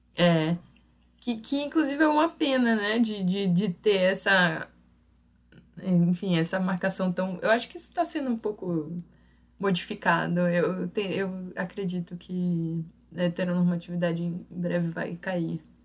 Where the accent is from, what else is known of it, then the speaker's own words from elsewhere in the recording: São Luís, Maranhão, Brazil; é a cara de São Luís, é a cara da minha terra.